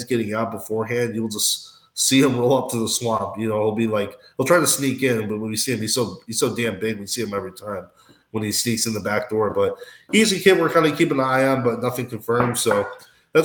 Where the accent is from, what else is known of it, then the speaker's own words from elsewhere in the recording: Michigan, United States; I'm from Michigan